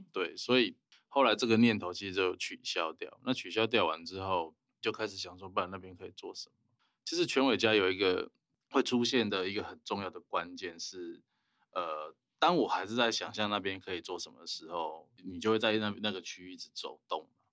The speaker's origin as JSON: {"language": "Chinese", "country": "Taiwan", "said": "我们台湾人"}